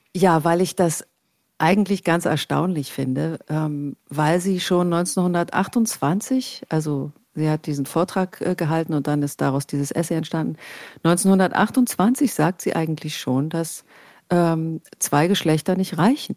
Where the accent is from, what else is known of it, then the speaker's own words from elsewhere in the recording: East Germany, Germany; ich bin im Osten aufgewachsen